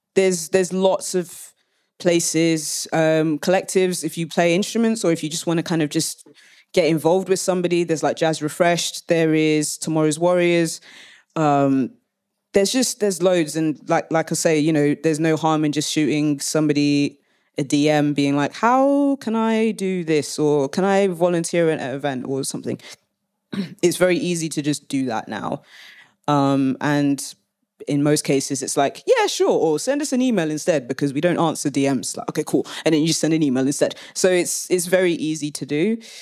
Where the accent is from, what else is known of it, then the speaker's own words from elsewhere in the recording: London, United Kingdom; now in Leeds, United Kingdom; I'm based in Leeds, though I am a Londoner, like through and through